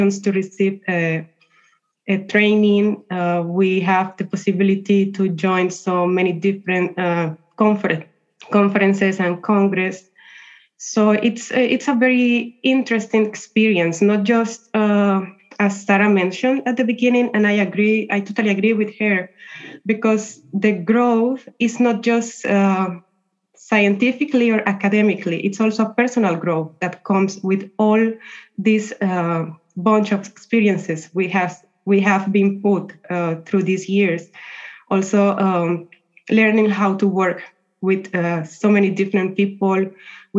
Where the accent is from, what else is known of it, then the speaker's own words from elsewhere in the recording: Colombia; moved away as an adult; also born or lived in Italy; I come from Colombia.